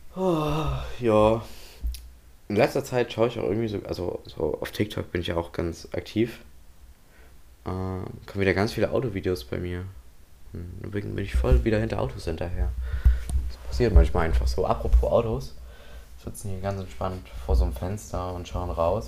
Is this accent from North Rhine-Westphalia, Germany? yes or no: no; Waldheim, Saxony, Germany; bei uns in Waldheim